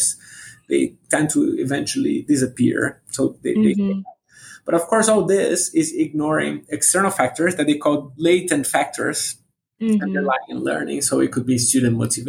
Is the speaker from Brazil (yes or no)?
yes; Brazil; moved away; I'm originally from Brazil